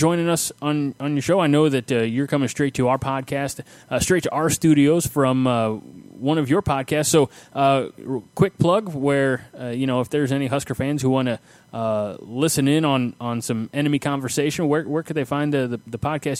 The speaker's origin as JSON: {"language": "English", "town": "St. Louis", "region": "Missouri", "country": "United States", "tie": "born or raised there", "said": "I was born and raised in the shadow of the Gateway Arch"}